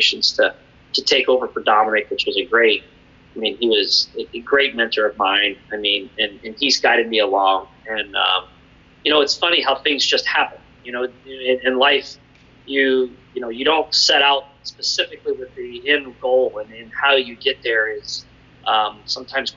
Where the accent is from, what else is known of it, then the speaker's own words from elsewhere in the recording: Hudson, Ohio, United States; I grew up in Hudson, Ohio, here in northeastern Ohio.